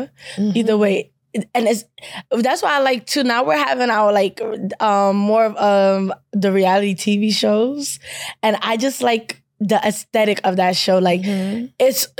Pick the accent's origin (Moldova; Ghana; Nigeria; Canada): Nigeria; now in United States; because I'm proud of my culture. And I come back from Nigeria. I come back to school.